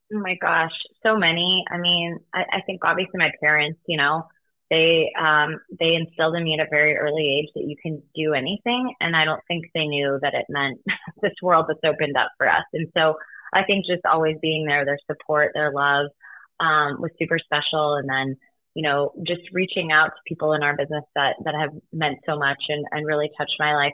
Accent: Denver, Colorado, United States; my hometown in Denver, Colorado

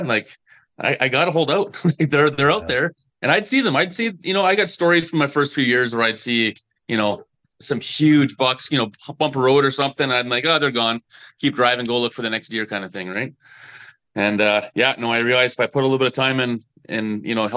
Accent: British Columbia, Canada; now in Kamloops, Canada; I'm kind of born and raised in Kamloops here. Actually grew up in the coast, moved to Kamloops.

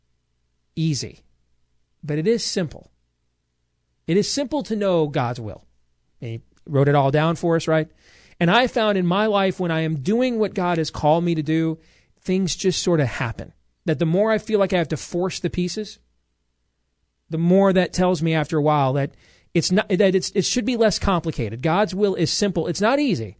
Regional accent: Des Moines, Iowa, United States; I'm a kid from Iowa. You know, I'm still a kid born to a 15-year-old mom at Iowa Lutheran Hospital 43 years ago

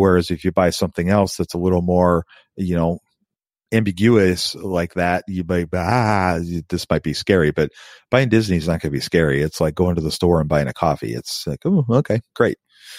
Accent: Canada; Once I turn 18, I can open a TFSA account. I'm a Canadian, by the way, and can start investing.

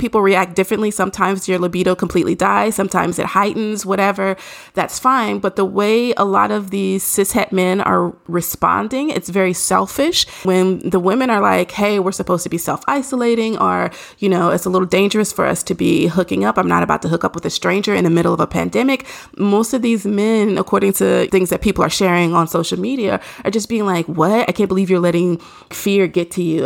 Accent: Nashville, Tennessee, United States; I'm from Nashville

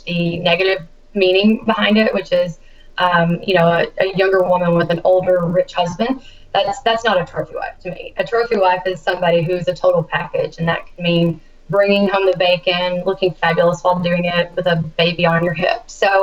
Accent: Kentucky, United States; my home state, Kentucky

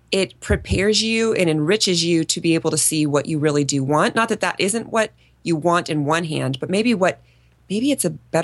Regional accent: Minnesota, United States; moved away as an adult; also born or lived in San Diego, California / Phoenix, Arizona; really growing up in Minnesota

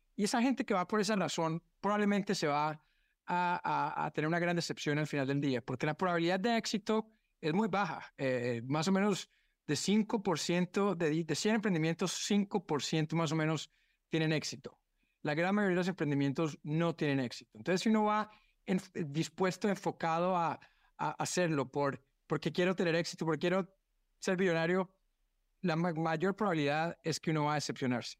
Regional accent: Colombia; also born or lived in United States; now in Brazil; siendo colombiano en Brasil

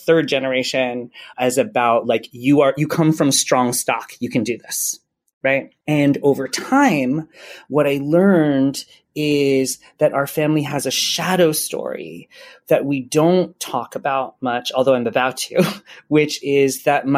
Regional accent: Hawaii, United States; I grew up in Hawaii and I love being from Hawaii

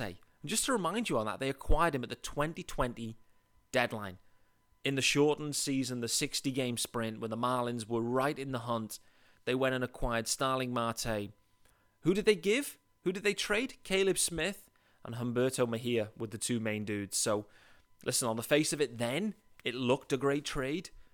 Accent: United Kingdom; also born or lived in Leeds; I'm British. I live in Leeds, in England

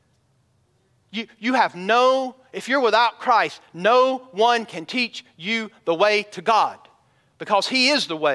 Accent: United States; I'm an American. I love my country

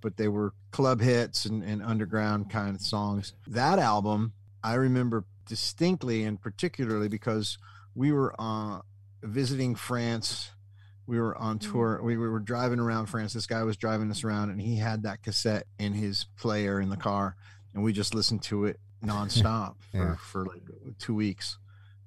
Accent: New Jersey, United States; Where I grew up in New Jersey

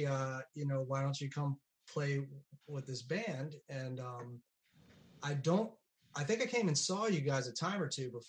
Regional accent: Central Virginia, United States; I come from Central Virginia originally, I come from a family of musical

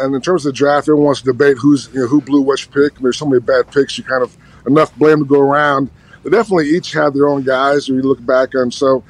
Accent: Bay Area, California, United States; I'm actually from Bay Area. It's kind of weird. I'm not sure where this accent came from.

